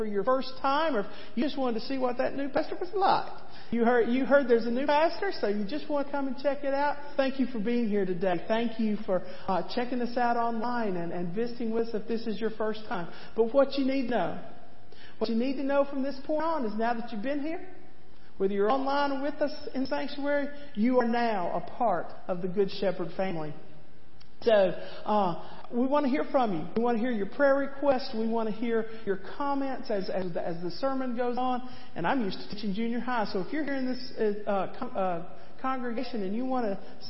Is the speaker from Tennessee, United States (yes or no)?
yes; East Tennessee, United States; As a young girl growing up in East Tennessee